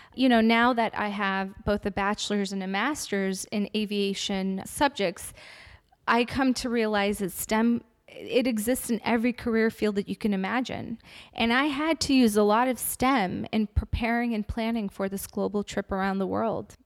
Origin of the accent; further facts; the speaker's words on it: Afghanistan; moved away; I'm originally from Afghanistan and I come from a very big family of six girls